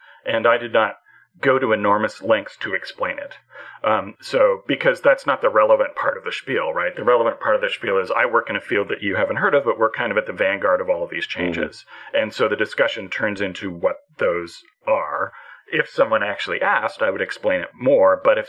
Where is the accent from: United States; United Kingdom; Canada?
Canada; whatever else is going on, whatever else happened today, I'm Canadian.